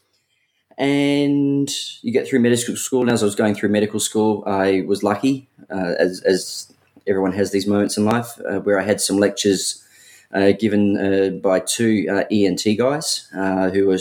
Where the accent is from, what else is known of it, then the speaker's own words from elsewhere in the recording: Adelaide, South Australia, Australia; I'm originally from Adelaide